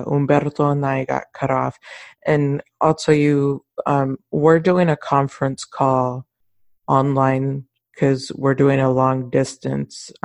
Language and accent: English; Mission, Texas, United States; I'm from Mission, and a huge thing in Mission was La Lomita Church